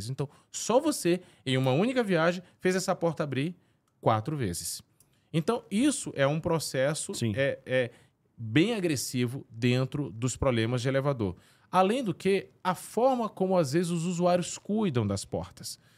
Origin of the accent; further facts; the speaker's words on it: São Luís, Maranhão, Brazil; Eu sou natural, nascido e criado em São Luís do Maranhão.